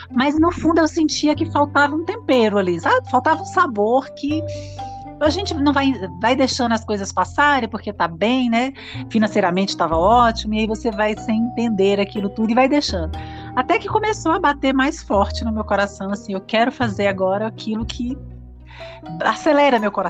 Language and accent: Portuguese; Brasília, Federal District, Brazil; also born or lived in São Paulo; Sou de Brasília eu estava cursando no IESB. É uma faculdade bem conceituada em Brasília, bem respeitada.